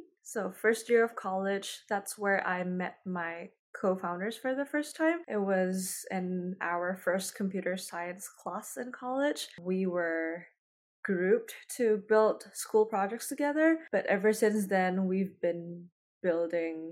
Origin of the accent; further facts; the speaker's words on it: Indonesia; moved away as an adult; now in San Francisco, United States; I was born and raised in Indonesia. I moved to the US in 2015